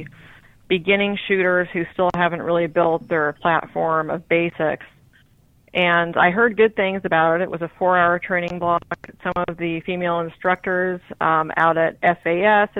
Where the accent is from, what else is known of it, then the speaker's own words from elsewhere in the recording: Washington, United States; I grew up in Washington State